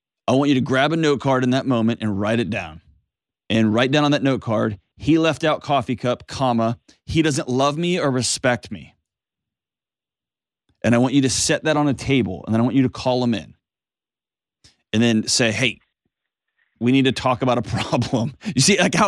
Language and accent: English; Texas, United States; I grew up in Texas